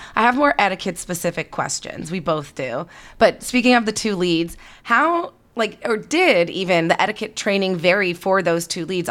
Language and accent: English; Canada; now in California, United States; I'm Canadian